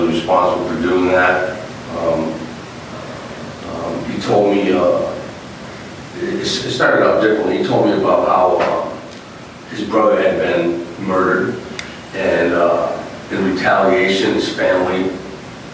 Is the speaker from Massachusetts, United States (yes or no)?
yes; Massachusetts, United States; moved away; I'm from Massachusetts